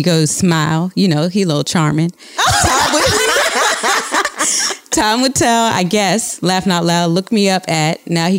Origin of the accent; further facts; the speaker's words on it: New Orleans, Louisiana, United States; I'm from New Orleans.